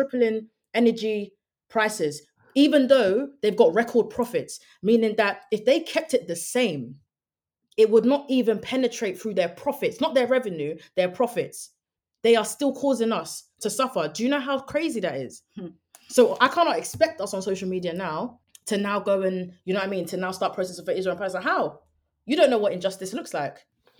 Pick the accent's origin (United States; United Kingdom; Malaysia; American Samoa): United Kingdom; But we are also political people just as British people, because of the role our government plays in international geopolitics.